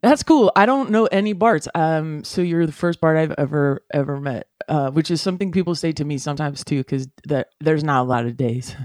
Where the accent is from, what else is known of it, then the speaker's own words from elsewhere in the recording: United States; as white guys growing up in America